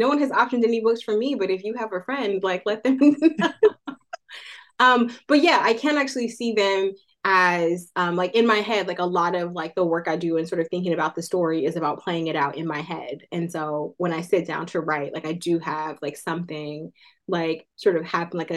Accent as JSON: {"language": "English", "town": "Oakland", "region": "California", "country": "United States", "tie": "born or raised there", "said": "Oakland, California, which is my hometown"}